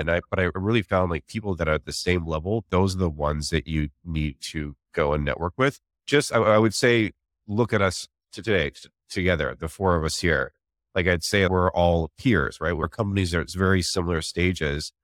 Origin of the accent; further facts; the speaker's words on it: Canada; moved away as an adult; also born or lived in Vancouver; now in San Francisco, United States; I'm actually Canadian as well. I moved from Vancouver to San Francisco